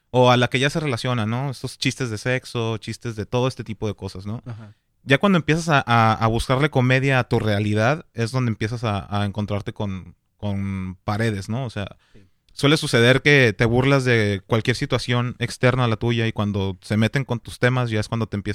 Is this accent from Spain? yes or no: no; Sinaloa, Mexico; yo soy de Sinaloa, perro. Y ya sé.